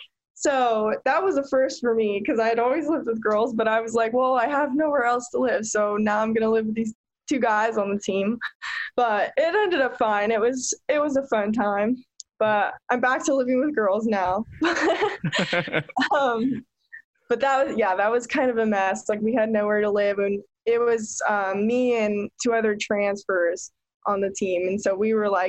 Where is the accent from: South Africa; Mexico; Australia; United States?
United States; Olympia, Washington; My favorite thing about my hometown, in Olympia, there is a place called Boston Harbor Marina